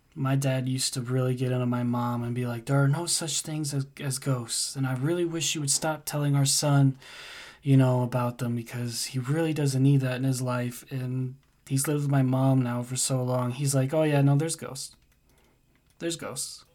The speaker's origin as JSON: {"language": "English", "country": "United States", "also_born_or_lived": "Denmark", "said": "I'm from the States"}